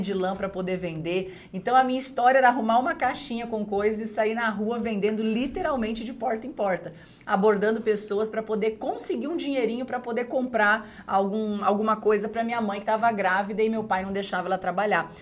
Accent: Dourados, Mato Grosso do Sul, Brazil; also born or lived in Rio Grande do Sul; morava numa comunidade na cidade de Dourados, Mato Grosso do Sul. Eu sou gaúcha, mas eu me mudei muito cedo para para essa cidade, né, Dourados, no interior de, do Mato Grosso do Sul.

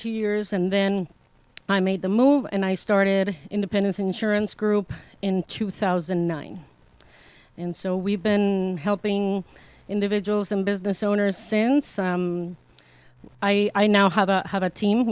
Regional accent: Mexico; now in Arizona, United States; I am originally from Mexico, and so when I migrated to Arizona

